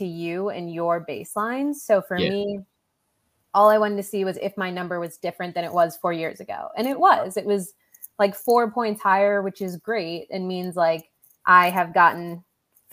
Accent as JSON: {"language": "English", "region": "New Jersey", "country": "United States", "tie": "born or raised there", "also_born_or_lived": "Okinawa, Japan", "said": "I was born on an island and I grew up in New Jersey"}